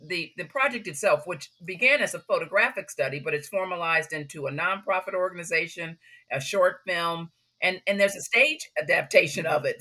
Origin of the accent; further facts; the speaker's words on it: Chicago, Illinois, United States; I grew up on the South Side